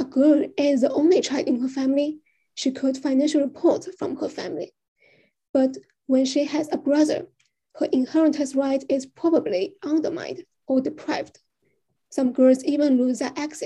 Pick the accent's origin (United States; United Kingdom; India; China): China; I'm from China